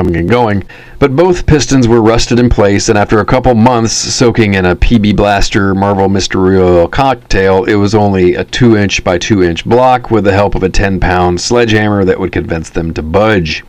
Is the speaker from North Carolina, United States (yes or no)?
no; Texas, United States; moved away as an adult; also born or lived in Northern California; now in Seattle, United States; I grew up in Texas, and we go back every Christmas, no exceptions